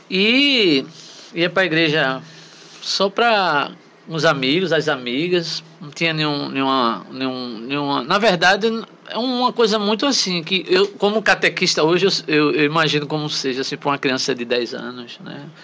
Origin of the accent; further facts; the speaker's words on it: Rio Doce, Minas Gerais, Brazil; É, nasci em Rio Doce. É, nasci e me criei.